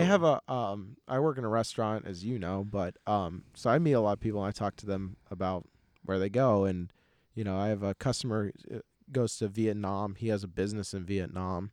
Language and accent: English; United States; I'm American